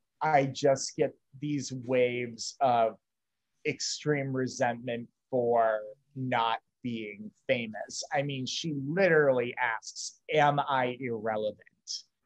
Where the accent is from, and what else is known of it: Fort Wayne, Indiana, United States; born or raised there